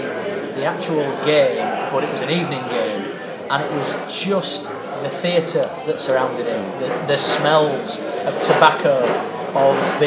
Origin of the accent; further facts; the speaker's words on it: Bradford, Yorkshire and the Humber, United Kingdom; I grew up in a place called Bankfoot, which is just about a mile out of the city centre